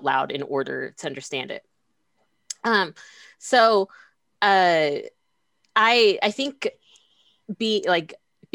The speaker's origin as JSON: {"language": "English", "country": "United States", "tie": "born or raised there", "said": "I was born in the United States. Like I am not from anywhere else"}